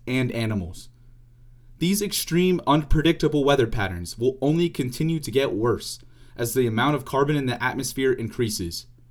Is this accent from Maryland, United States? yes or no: no; Pittsburgh, Pennsylvania, United States; also born or lived in Indiana University; In Pittsburgh, Pennsylvania, my hometown